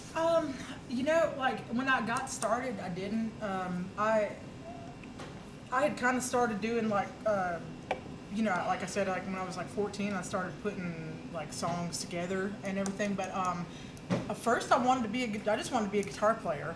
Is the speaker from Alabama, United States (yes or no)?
yes; Oak Grove, Alabama, United States; I grew up in Oak Grove, Alabama, way out in the country